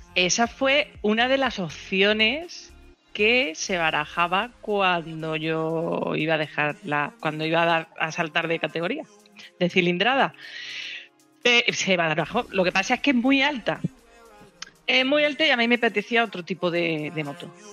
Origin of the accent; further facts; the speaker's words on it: Elda, Valencian Community, Spain; Estamos en Elda, somos de Elda